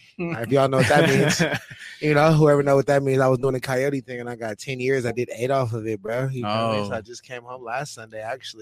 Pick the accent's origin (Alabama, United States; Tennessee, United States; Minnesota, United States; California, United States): California, United States; San Diego; I'm from Dago, I'm from Paru